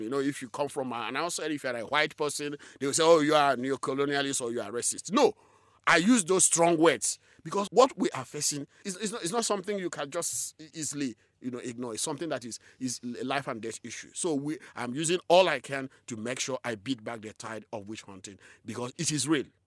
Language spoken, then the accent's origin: English; southeastern Nigeria, Nigeria; I was born in a rural community in southeastern Nigeria. shortly after the Nigerian Civil War, and, uh, so I grew up, you know, in a very difficult circumstances.